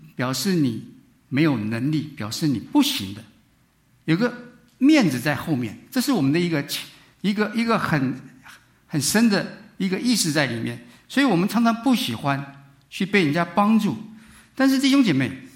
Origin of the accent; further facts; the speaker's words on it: Taiwan; moved away as an adult; now in United States; 我是从台湾过来， 念书的时候